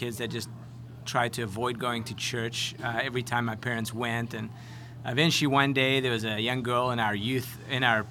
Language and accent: English; South Africa; moved away as an adult; also born or lived in Connecticut; now in United States; a South African young lad who didn't have any degree or experience